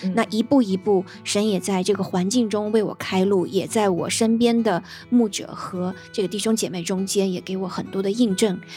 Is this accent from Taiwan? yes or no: no; China; 我们在国内